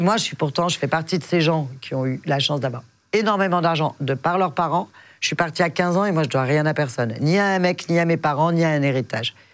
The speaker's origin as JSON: {"language": "French", "town": "Biarritz", "region": "Nouvelle-Aquitaine", "country": "France", "moved": "yes", "lives_now": "Paris, France", "said": "je suis du Biarritz, dans le sud-ouest"}